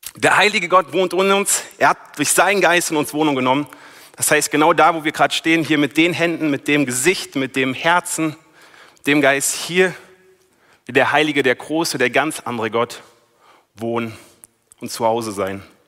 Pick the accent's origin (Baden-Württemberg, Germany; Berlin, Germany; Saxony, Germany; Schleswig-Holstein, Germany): Berlin, Germany; moved away as an adult; now in Wiedenest, Germany; ich komme aus Berlin, bin eigentlich Großstadtmensch, jetzt wohne ich hier in Wiedenest